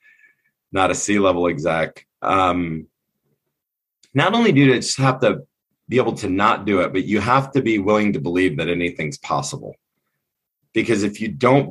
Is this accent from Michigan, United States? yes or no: yes; Southern Michigan, United States; moved away; also born or lived in California; I grew up in Southern Michigan